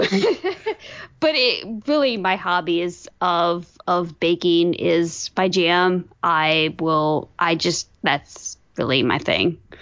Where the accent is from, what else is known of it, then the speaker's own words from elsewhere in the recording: Virginia, United States; I am from Virginia. I grew up as a Braves fan